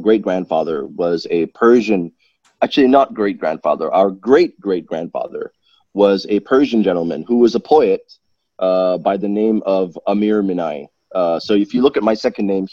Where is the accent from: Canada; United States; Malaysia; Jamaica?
Malaysia; I was born in Malaysia